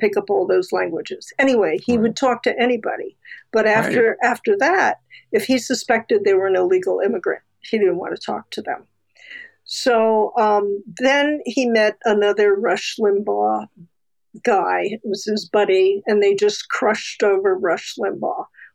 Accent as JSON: {"language": "English", "town": "West Long Branch", "region": "New Jersey", "country": "United States", "tie": "born or raised there", "said": "I grew up in West Long Branch, New Jersey"}